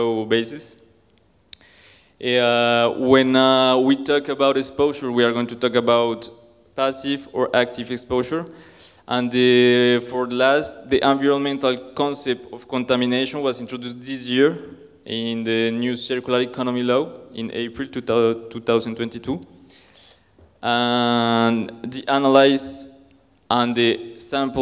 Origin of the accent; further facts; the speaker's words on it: Colombia; moved away; also born or lived in France / Spain; I'm from Colombia